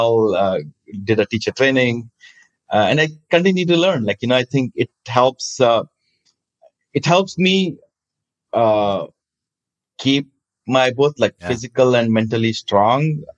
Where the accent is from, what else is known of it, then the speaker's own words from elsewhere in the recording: India; moved away as an adult; also born or lived in New York, United States; Growing up in India